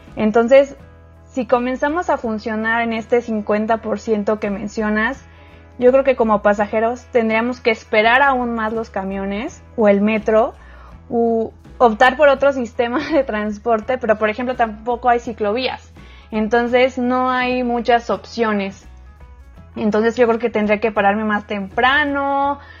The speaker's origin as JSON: {"language": "Spanish", "region": "Mexico City", "country": "Mexico", "tie": "born or raised there", "moved": "yes", "lives_now": "Monterrey, Mexico", "said": "en la Ciudad de México, de donde soy originaria"}